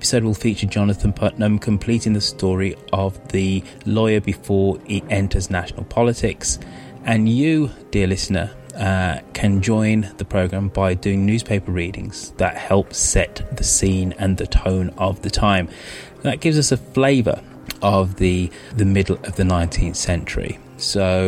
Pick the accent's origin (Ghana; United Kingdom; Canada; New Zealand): United Kingdom; also born or lived in London / Bay Area, United States; I am British